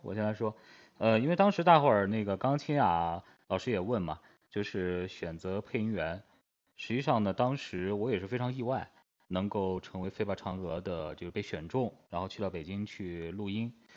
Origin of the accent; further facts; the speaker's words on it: Yunnan, China; 我是云南的